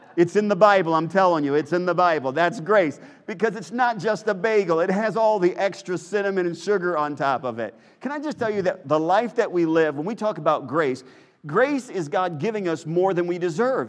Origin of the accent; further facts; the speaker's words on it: Chicago, Illinois, United States; moved away; we grew up in Chicagoland area